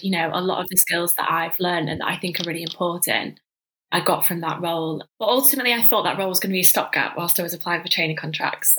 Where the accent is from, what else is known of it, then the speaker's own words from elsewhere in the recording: Manchester, North West England, United Kingdom; moved away; I'm from Manchester originally, so that's where I grew up in your classic like northern family household